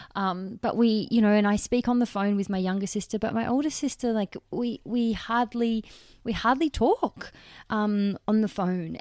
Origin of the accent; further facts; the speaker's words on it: Perth, Western Australia, Australia; I was born in Perth, Western Australia, on May eighth, nineteen ninety